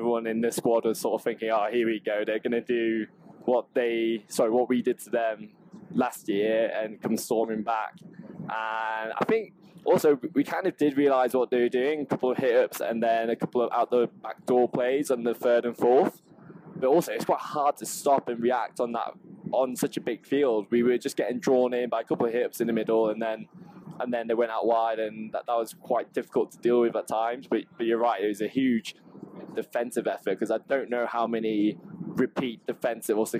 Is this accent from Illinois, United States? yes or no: no; Southern California, United States; moved away as an adult; also born or lived in Hong Kong; now in Boston, United States; I'm actually from SoCal, Southern California, so on the West Coast